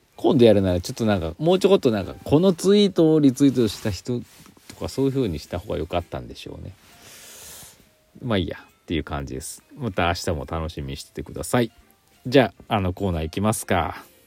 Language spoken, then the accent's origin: Japanese; Aichi, Japan; moved away; 私の実家ね愛知県の方